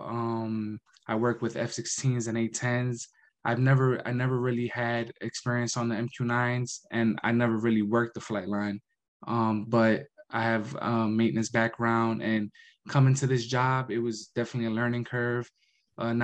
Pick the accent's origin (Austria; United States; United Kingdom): United States; New York; moved away as an adult; now in Warner Robins, United States; I'm originally from New York